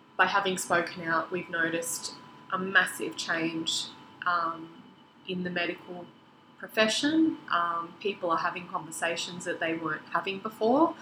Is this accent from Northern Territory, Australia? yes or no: no; Sydney, New South Wales, Australia; now in Queensland, Australia; we grew up together in Sydney, um, which is where my family still live now. I'm sort of the only one here in Queensland